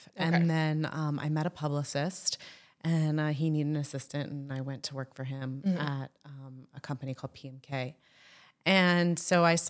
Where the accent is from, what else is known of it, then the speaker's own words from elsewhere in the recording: Florida, United States; I grew up in Florida, as I say, with shame and embarrassment.